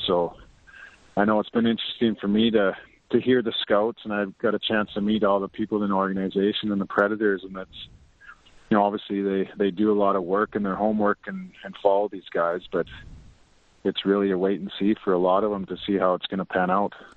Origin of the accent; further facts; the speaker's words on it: Lloydminster, Canada; right close to Lloydminster, my hometown